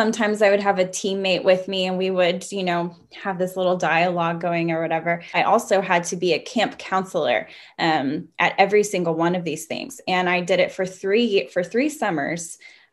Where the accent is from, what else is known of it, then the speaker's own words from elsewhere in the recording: the Bible Belt, United States; moved away as an adult; now in Vienna, Austria; I'm from the States and grew up in the Bible Belt.